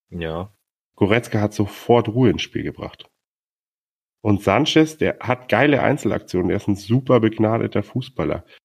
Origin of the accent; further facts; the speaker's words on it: Bremen, Germany; einer Dortmund-Fan, ich als Bremer und ein Bayern-Fan.